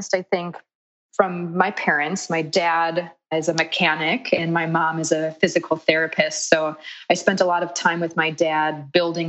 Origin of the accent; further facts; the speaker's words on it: Chicago, Illinois, United States; moved away as an adult; also born or lived in Milwaukee, Wisconsin; growing up in Chicago and the childhood